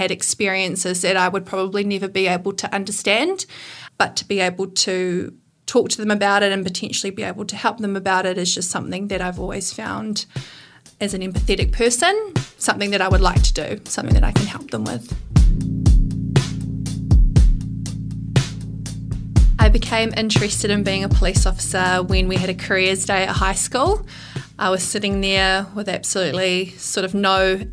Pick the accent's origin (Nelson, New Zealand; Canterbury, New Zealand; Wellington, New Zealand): Wellington, New Zealand; Masterton; I grew up in Masterton.